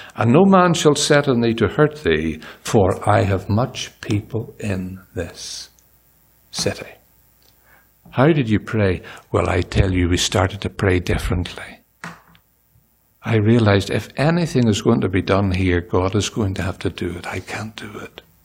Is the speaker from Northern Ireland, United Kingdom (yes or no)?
yes; Northern Ireland, United Kingdom; moved away as an adult; now in Gaborone, Botswana; we're Irish